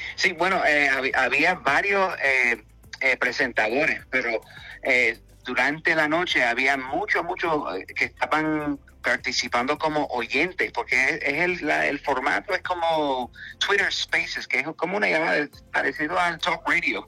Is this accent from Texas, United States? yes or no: no; New York, United States; first language English; Spanish is a second language; soy medio americanizado porque nací en Nueva York, eh, nací hablando inglés en la casa